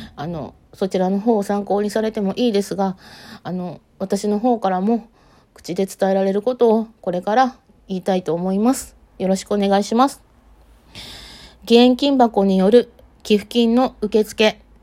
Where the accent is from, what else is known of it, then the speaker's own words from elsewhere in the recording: Matsue, Shimane, Japan; 地元が、えー、実家があるのが島根県松江市です